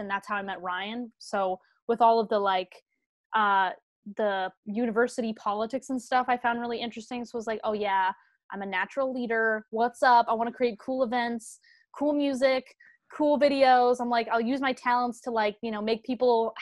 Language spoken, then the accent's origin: English; Canada; moved away as an adult; now in Los Angeles, United States; we're Canadian, but we all have like family green cards